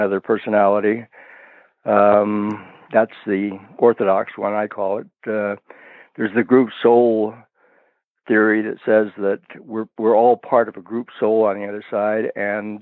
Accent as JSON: {"language": "English", "town": "San Francisco", "region": "California", "country": "United States", "also_born_or_lived": "Oregon", "moved": "as an adult", "lives_now": "Kailua, United States", "said": "I'm from the San Francisco area originally, but I moved here in my early 30s"}